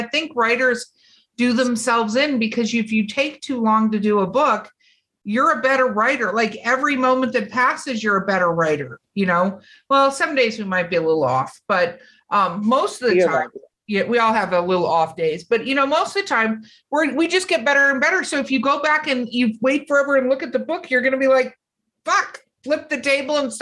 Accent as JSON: {"language": "English", "town": "Northfield", "region": "Minnesota", "country": "United States", "tie": "born or raised there", "accent": "Minnesotan", "moved": "yes", "said": "I grew up, I was born there in Northfield."}